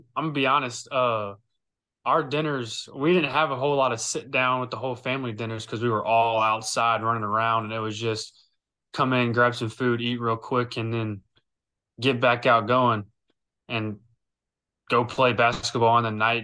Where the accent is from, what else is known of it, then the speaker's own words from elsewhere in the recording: Lake Charles, Louisiana, United States; I'm from Lake Charles, Louisiana.